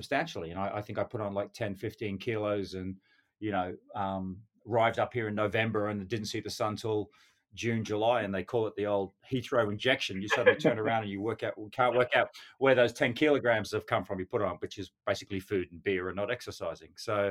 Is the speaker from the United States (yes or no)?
no; North Queensland, Australia; moved away as an adult; now in London, United Kingdom; growing up in Australia, you know, we have great weather most of the year living in North Queensland